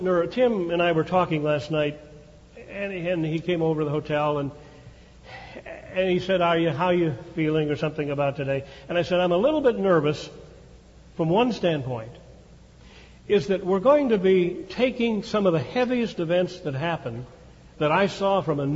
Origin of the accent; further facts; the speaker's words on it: Chicago, Illinois, United States; as a little guy growing up in Chicago in a Jewish neighborhood